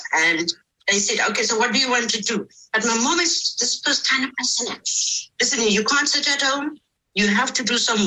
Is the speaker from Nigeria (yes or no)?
no; Strand, Western Cape, South Africa; also born or lived in Somerset West; I grew up in the Strand. I was born in Somerset West, but I grew up in the Strand